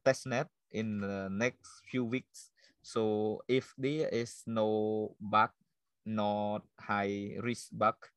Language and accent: English; Cambodia; this is my hometown